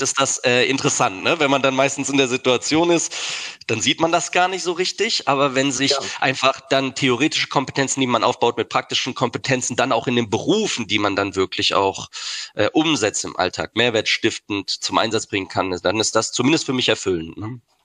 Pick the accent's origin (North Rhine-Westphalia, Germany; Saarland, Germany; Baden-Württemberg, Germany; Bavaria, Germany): Baden-Württemberg, Germany; Heidelberg; Ich bin in Heidelberg geboren und wohne auch